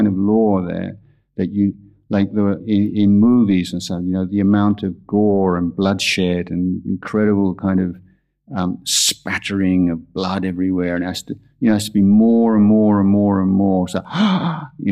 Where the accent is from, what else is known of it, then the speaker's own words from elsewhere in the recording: England, United Kingdom; now in Thailand; growing up in England